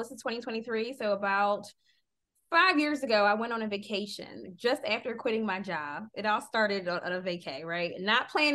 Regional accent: Philadelphia, Pennsylvania, United States; as an American from Philadelphia, you know, my backyard was concrete

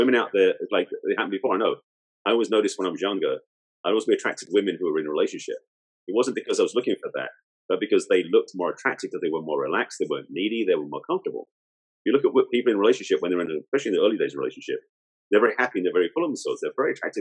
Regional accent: England, United Kingdom; moved away as an adult; now in United States; I'm English, I was out here in the States at the time.

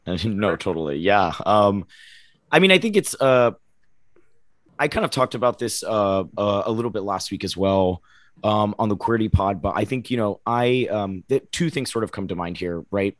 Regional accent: Oviedo, Florida, United States; I grew up in Florida

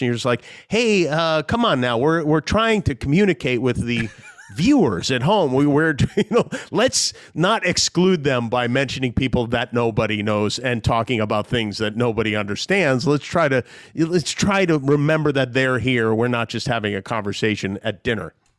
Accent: Las Vegas, Nevada, United States; also born or lived in Brooklyn / Long Island; I moved out to Las Vegas from Brooklyn when I was nine years old

